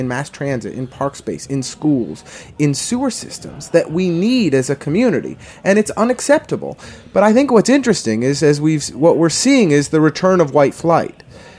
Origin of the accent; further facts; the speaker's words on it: New York City, New York, United States; I grew up in Brooklyn